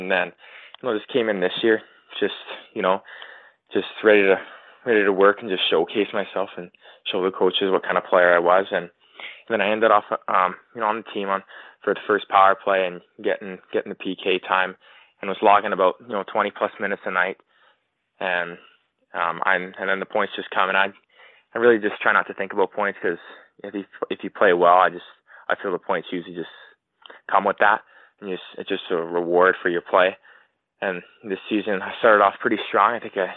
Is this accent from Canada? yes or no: yes; Mission, British Columbia, Canada; I grew up in, you know, a small town in Mission, British Columbia, about 45 minutes away from Chilliwack